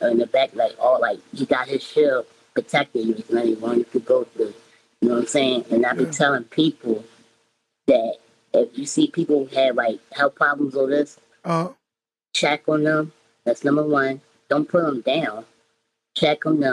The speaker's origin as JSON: {"language": "English", "town": "Philadelphia", "region": "Pennsylvania", "country": "United States", "said": "I'm from Philly"}